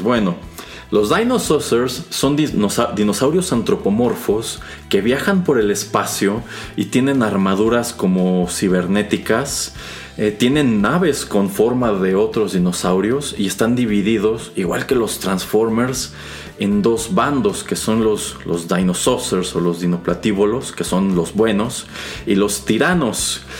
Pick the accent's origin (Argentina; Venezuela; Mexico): Mexico; quienes crecimos en México y América Latina en los años 80 y los años 90